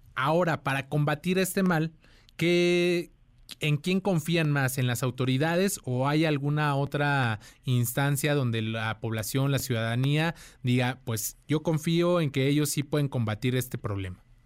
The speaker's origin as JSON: {"language": "Spanish", "country": "Mexico"}